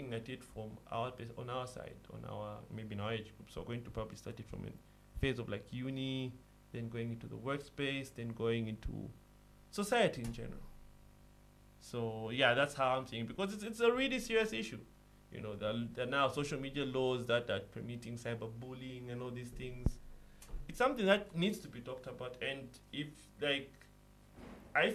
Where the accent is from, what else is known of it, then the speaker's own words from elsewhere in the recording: Copperbelt Province, Zambia; We are coming from the Copper Belt